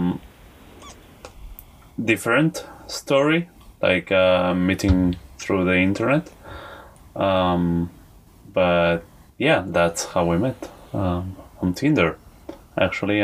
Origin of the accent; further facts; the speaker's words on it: Argentina; I am from Argentina